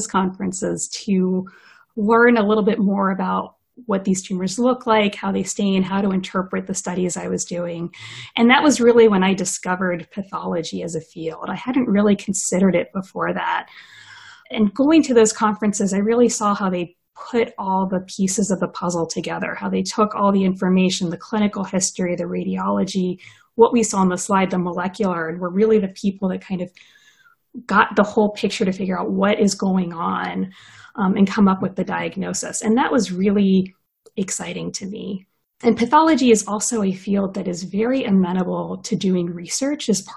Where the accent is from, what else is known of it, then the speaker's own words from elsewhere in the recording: Southern Maryland, United States; I grew up in Maryland, in Southern Maryland.